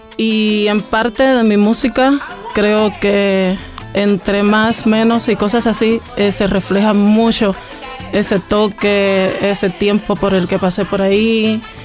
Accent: Cuba; soy cubana, nacida, criada y como digo yo, crecida de pura raíz

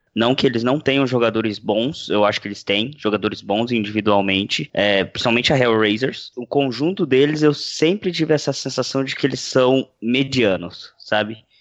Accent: Brazil; como brasileiro

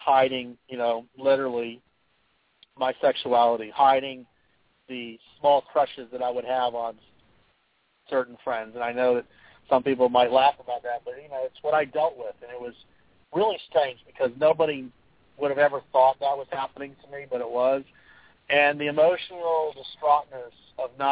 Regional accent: Florida, United States; I grew up in Florida on the slow clay courts.

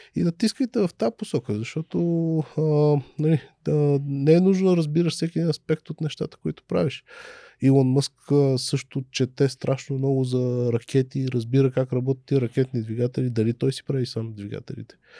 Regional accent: Sofia, Sofia City, Bulgaria; аз съм отраснал в Люлин

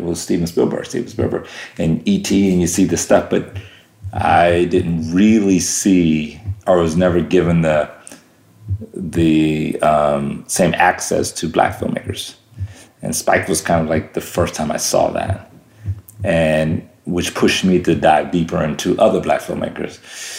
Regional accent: Germany; You know, we lived all around the world. Life was good. You know, I grew up in Germany for a good part.

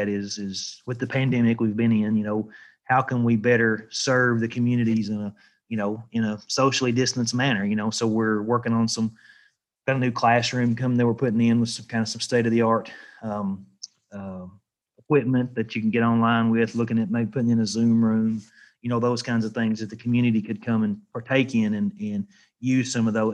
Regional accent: Jackson County, Kentucky, United States; also born or lived in Tennessee; I grew up in Jackson County, Kentucky, which is where I'm originally from.

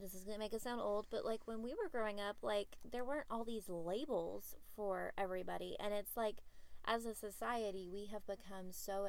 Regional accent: Texas, United States; I was born and raised here in Texas

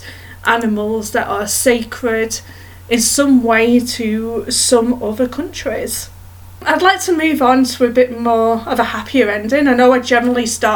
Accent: Edmonton, Alberta, Canada; there was an event in my hometown in Canada called Pets in the Park.

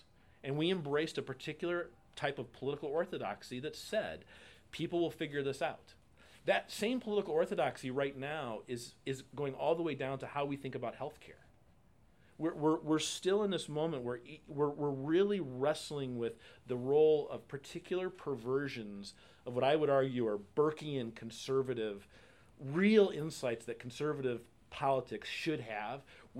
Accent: Indiana, United States; I grew up in Indiana.

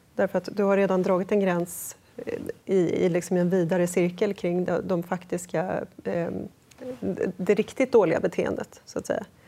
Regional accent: Sollentuna, Stockholm County, Sweden; jag växte upp i Sollentuna

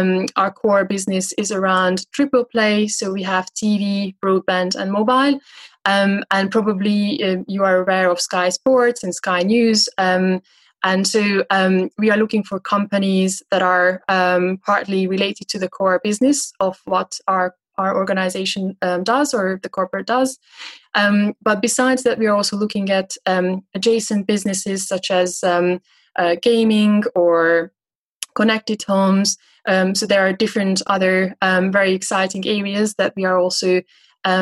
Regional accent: Budapest, Hungary; moved away as an adult; also born or lived in San Francisco; now in London, United Kingdom; So I'm originally from Hungary, from Budapest. I lived most of my life there.

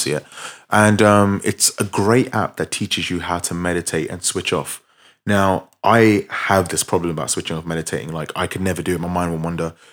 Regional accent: London, United Kingdom; we're from London, we, we, we both live, like, twenty minutes from central London

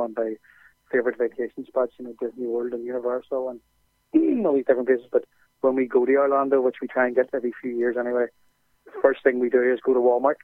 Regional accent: Ireland; also born or lived in Belfast; we're from Ireland

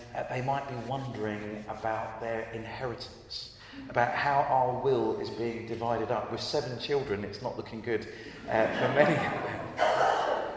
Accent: Brighton, South East England, United Kingdom; I grew up in Brighton uh, on the south coast.

